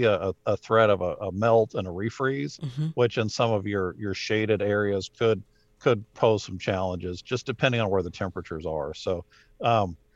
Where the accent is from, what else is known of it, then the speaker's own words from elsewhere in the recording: Rocky Mountains, United States; now in Atlanta, United States; I grew up in the Rocky Mountains